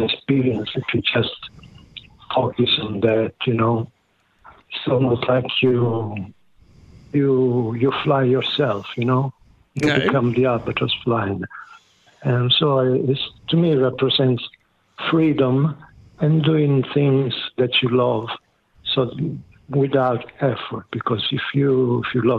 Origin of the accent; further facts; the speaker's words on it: near Taranto, Apulia, Italy; I was raised in near Taranto, in the south of Italy. The name of the region is Puglia